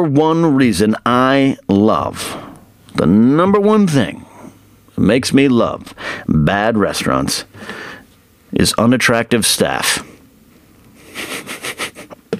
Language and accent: English; Arroyo Grande / Pismo Beach, central coast of California, United States; moved away as an adult; my hometown, which is pretty small still, it's grown over the last 20 years I've left town, but it's still a smaller town on the central coast of California, Pismo Beach, AG, all that area, San Luis Obispo